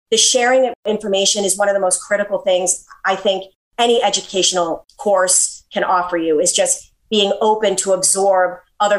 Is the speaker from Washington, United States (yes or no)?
no; Milton, Massachusetts, United States; moved away as an adult; now in Florida, United States; I grew up in Milton, Massachusetts, and my house was wonderful.